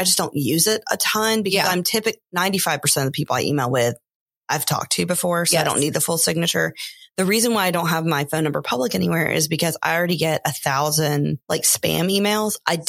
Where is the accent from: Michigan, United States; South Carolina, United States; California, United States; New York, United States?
South Carolina, United States; Aiken; I grew up in Aiken.